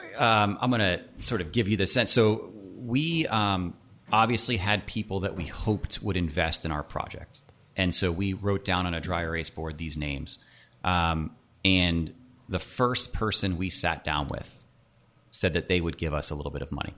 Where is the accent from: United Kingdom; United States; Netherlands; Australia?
United States; Nashville, Tennessee; also born or lived in Miami; grew up in Nashville, uh, okay. went to school in Miami